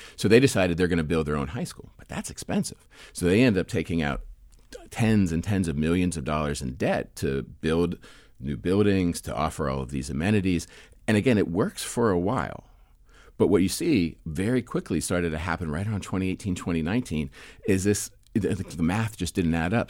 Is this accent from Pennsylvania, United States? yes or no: yes; Penn Hills, Pennsylvania, United States; moved away as an adult; I grew up in a suburb outside of Pittsburgh called Penn Hills